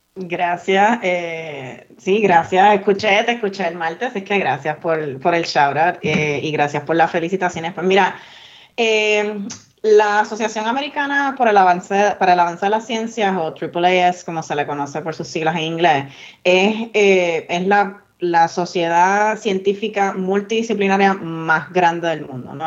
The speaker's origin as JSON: {"language": "Spanish", "town": "Vega Alta", "country": "Puerto Rico", "said": "yo soy de Vega Alta"}